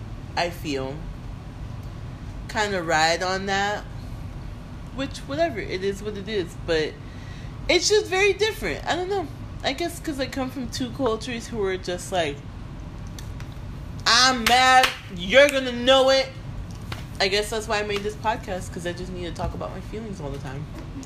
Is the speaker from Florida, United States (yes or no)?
yes; Miami, Florida, United States; it was a few of us that were like Miami, so he started singing a little bit, you know